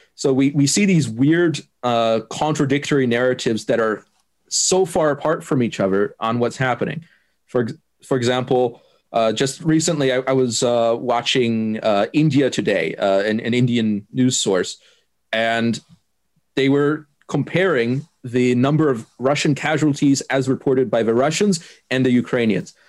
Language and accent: English; Germany; first language German; English is a second language; I'm from Germany.